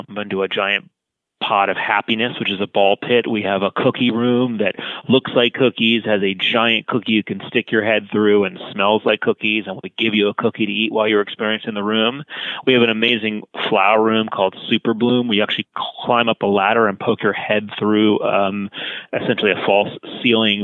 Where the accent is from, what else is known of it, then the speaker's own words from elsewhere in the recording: Los Angeles, California, United States; my hometown in Los Angeles